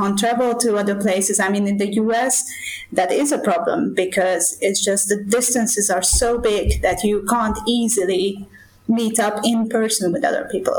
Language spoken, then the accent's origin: English; Hungary; first language Esperanto; English is a second language; I would grow up in Hungary.